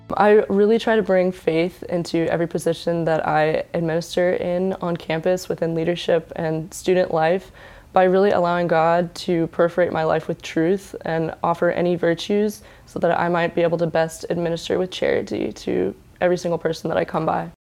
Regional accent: Houston, Texas, United States; moved away; I was born and raised in Texas, in Houston

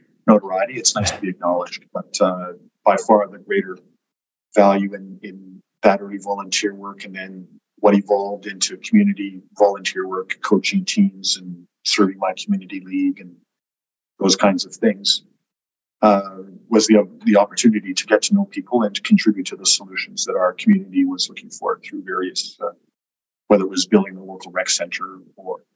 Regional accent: Edmonton, Alberta, Canada; I was born and raised in Edmonton

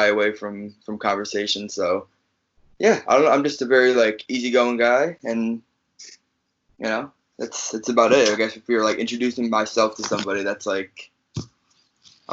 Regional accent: Chicago, Illinois, United States; also born or lived in New Jersey; I'm from Chicago, but I was originally born in New Jersey

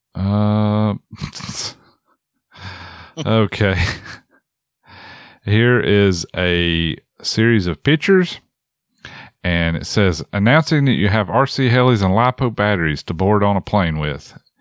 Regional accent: Appalachia, United States; I'm an Appalachian dude.

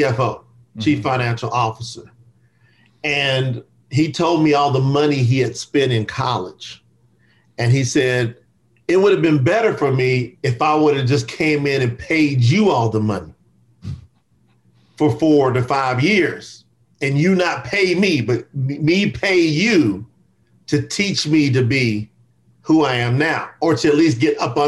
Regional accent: Kentucky, United States; I was born in the South in Kentucky. So I grew up in a lot of racial tension and strife in the South.

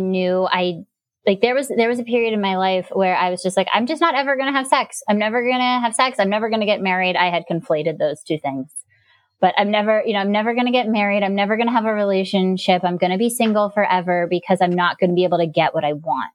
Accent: Gainesville, Florida, United States; moved away; I grew up in Gainesville, Florida.

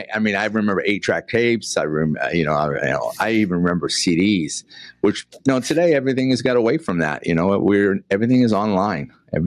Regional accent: Boston, Massachusetts, United States; accent: Boston; moved away as an adult; now in Deltona, United States; But I'm from Boston. If you can't tell my accent, I'm a Bostonian, you know.

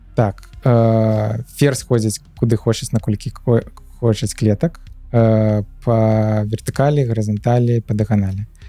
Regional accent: Minsk, Belarus; moved away as an adult; also born or lived in Georgia; now in Poland; нарадзіўся менску так. і жыў усё жыццё до 22 -го году менску

